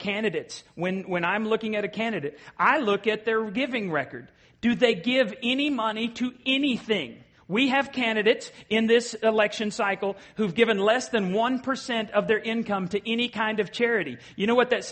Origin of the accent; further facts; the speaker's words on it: Borger, Texas, United States; moved away; my hometown, Borger, and we have a lake out there